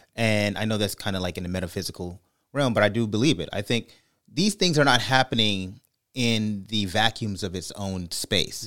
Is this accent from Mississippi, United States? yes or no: no; California, United States; I'm from California